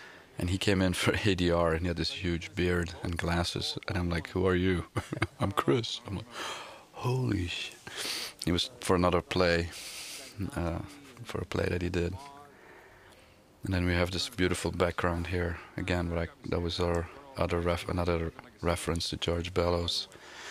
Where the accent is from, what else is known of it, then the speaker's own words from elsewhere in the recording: Flanders, Belgium; first language Flemish; English is a second language; I'm from Belgium, so that's why my English is a little weird